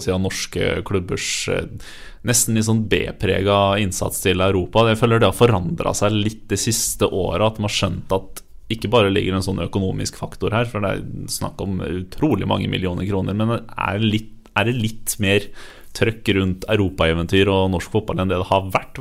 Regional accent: Fredrikstad, Østfold, Norway; Jeg kommer fra Fredrikstad

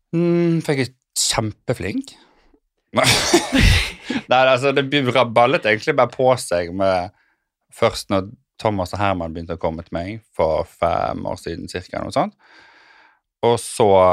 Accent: Sotra, Vestland, Norway; moved away as an adult; also born or lived in United States; now in Oslo, Norway; Jeg tok skole i Bergen, eller på Sotra, der jeg kommer fra

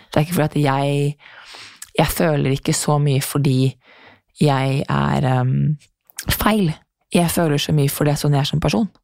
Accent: Norway; also born or lived in New York; hjem til Norge

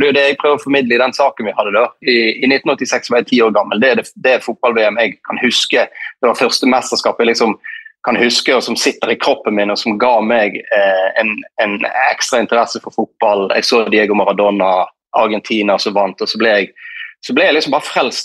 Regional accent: Norway; det livet vi lever hjemme i Norge

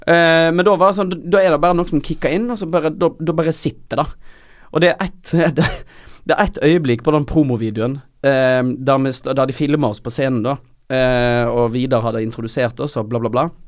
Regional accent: Øystese, Vestland, Norway; moved away; Jeg er fra Øystese

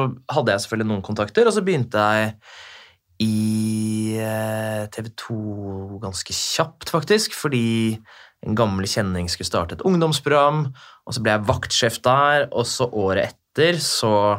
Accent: Bærum, Akershus, Norway; jeg er jo fra Bærum, der hvor du bor. Mm -hmm. Så gikk jo liksom skole

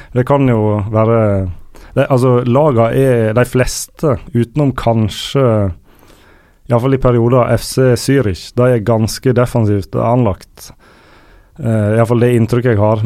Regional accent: Sandane, Vestland, Norway; på Sandane, der jeg er fra

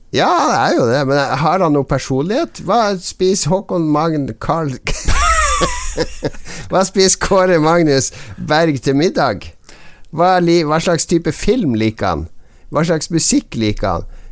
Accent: Northern Norway, Norway; vi er nordlendinger

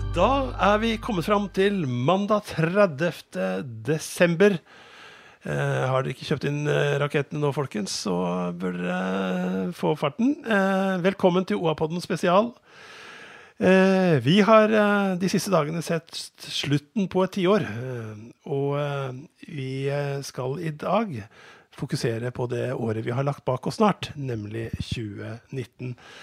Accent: Skedsmo, Viken, Norway; now in Gjøvik, Norway; Jeg vokste opp på, på Skedsmo, men hadde røtter fra Innlandet

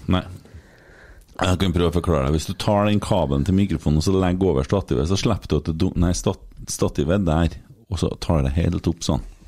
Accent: Trøndelag, Norway; vi er jo trøndere

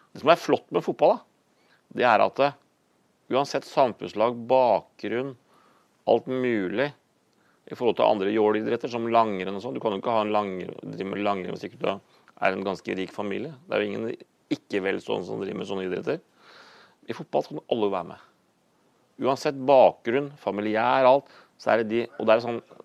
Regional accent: Horten, Vestfold, Norway; den lokale tilknytning der som jeg vokste opp i Horten

